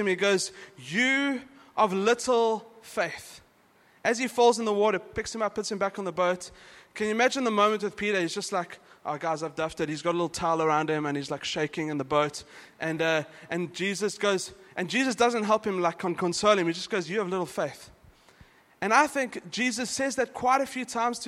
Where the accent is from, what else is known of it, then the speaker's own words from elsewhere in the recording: South Africa; now in Dubai, United Arab Emirates; I'm from South Africa, but we grew up with a really strong Christian culture. It's in our schools